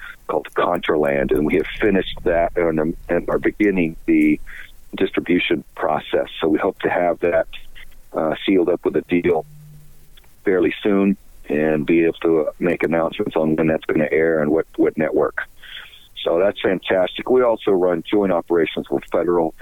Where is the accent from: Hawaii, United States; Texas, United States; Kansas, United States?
Texas, United States; Southern; I'm from Southern Texas, and I grew up with a kind of a all-American tough boy lifestyle, as the culture there